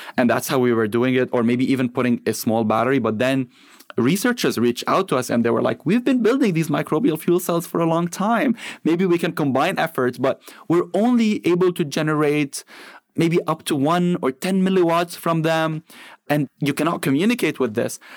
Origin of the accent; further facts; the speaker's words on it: Lebanon; moved away as an adult; now in United States; I grew up in Lebanon after the Civil War ended